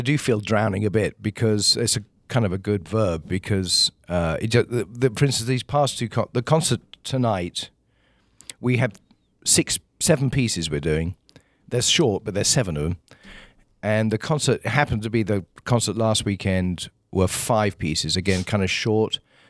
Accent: England, United Kingdom; born there; So, but I was born in England.

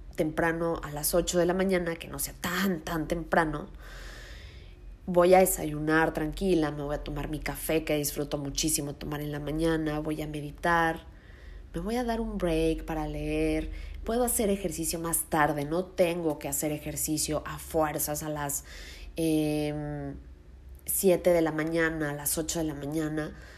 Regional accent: Mexico City, Mexico; moved away as an adult; yo soy de Ciudad de México, me cambié a vivir a otro lugar

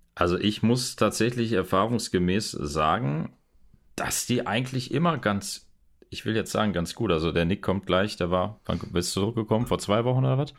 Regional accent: Germany; bei uns zu Hause in Deutschland

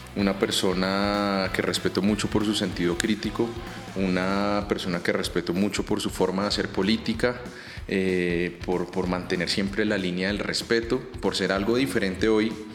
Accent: Bogotá, Colombia; Nosotros nosotros como rolos

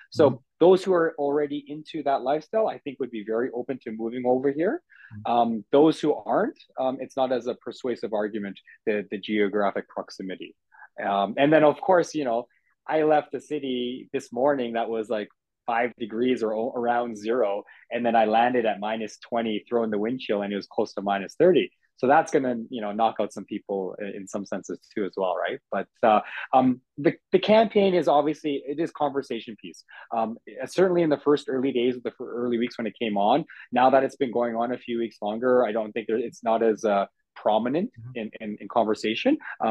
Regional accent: Edmonton, Alberta, Canada; when I grew up in Edmonton, I was in the north side. I was in Castle Downs.

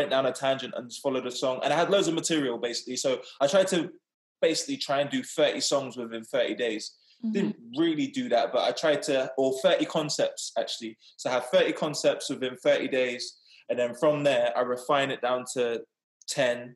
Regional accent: England, United Kingdom; I've pretty much been raised in England all my life.

